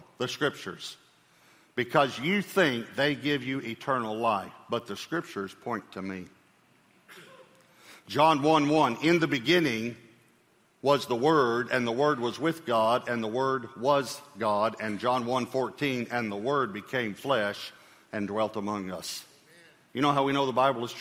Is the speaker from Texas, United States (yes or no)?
yes; Texas, United States; I'm a Texan, so I love Texas